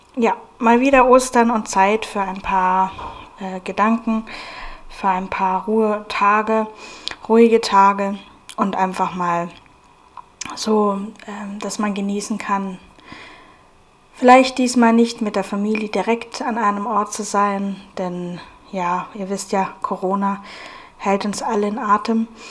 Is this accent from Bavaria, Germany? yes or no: yes; Munich, Bavaria, Germany; also born or lived in Aschaffenburg; dann später sind wir nach München umgezogen. Da war ich dann sieben Jahre alt und habe von da an dann in München gelebt